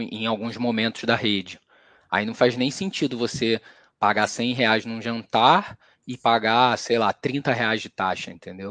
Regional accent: Rio de Janeiro, Brazil; now in São Paulo, Brazil; Eu sou carioca e moro aqui em São Paulo

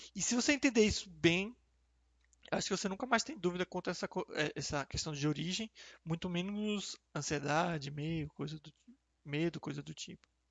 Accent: Salvador, Bahia, Brazil; moved away as an adult; also born or lived in Rio de Janeiro; eu nasci e cresci em Salvador

